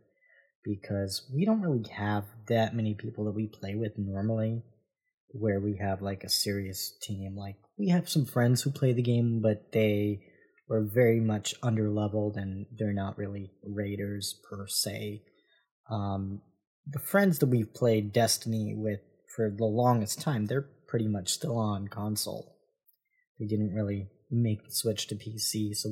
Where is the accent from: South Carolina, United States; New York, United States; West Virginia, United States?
New York, United States; moved away as an adult; now in Florida, United States; I'm from New York and I moved to Florida earlier in the year